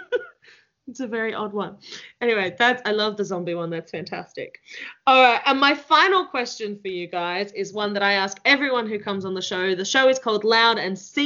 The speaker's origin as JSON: {"language": "English", "town": "Melbourne", "region": "Victoria", "country": "Australia", "moved": "yes", "said": "I'm originally from Melbourne"}